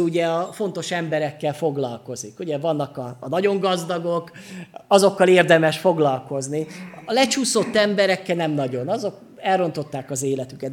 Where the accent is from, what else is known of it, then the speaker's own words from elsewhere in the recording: Sopron, Győr-Moson-Sopron, Hungary; Soproni vagyok, úgyhogy jó bortermelő vidék